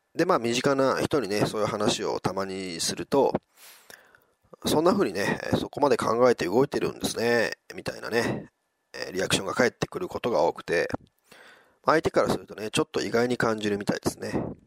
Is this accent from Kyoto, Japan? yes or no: no; Wakayama, Japan; now in Osaka, Japan; 今朝までね、地元の和歌山で過ごしていて